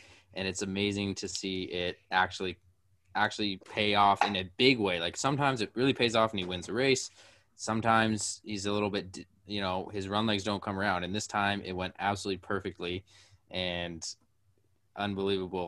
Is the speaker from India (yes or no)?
no; Canada; we're Canadian.